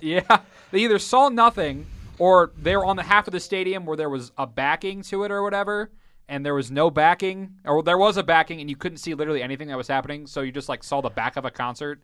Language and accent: English; Fort Wayne, Indiana, United States; I'm from Fort Wayne